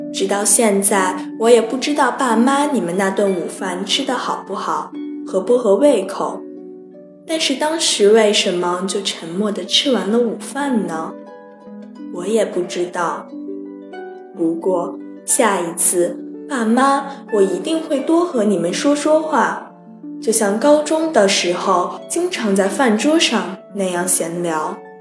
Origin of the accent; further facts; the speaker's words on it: Taiyuan, Shanxi, China; moved away as an adult; now in Nanjing, China; 来自山西太原。我在南京大学，距离我的家乡一千零九十公里